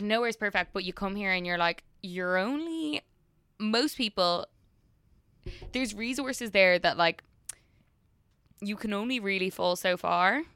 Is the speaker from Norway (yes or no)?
no; Ireland; now in United States; being an Irish person, working in the drinks industry over here